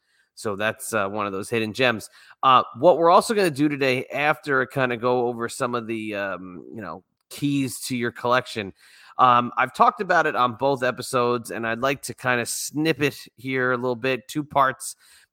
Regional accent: Virginia, United States; my home state here of Virginia

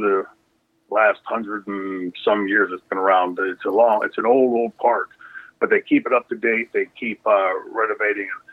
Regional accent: Pittsburgh, Pennsylvania, United States; we grew up here in Pittsburgh

